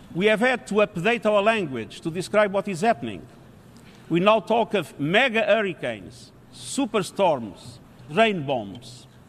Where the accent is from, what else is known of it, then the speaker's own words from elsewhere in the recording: Canada; My home country of Canada